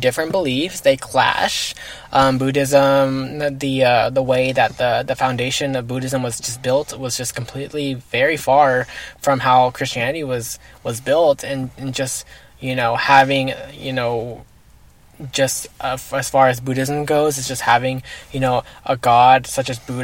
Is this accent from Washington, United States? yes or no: no; Fort Worth, Texas, United States; also born or lived in Bedford, Texas; I was actually born in Bedford, Texas. But I was actually raised in Fort Worth, Texas my whole life.